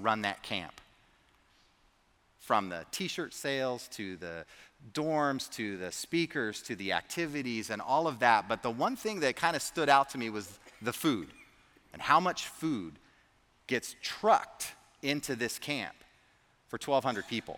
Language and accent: English; the Bay Area, California, United States; I grew up in the Bay Area, and I got to go to countless zoos and amusement parks, and I even saw the Nutcracker in San Francisco